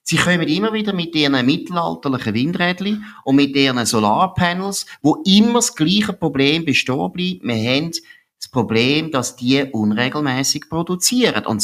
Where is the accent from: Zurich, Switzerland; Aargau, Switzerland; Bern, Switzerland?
Aargau, Switzerland; ich bin eben Aargauer und weiss, wie die Standortgemeinden in, im Aargau zum Beispiel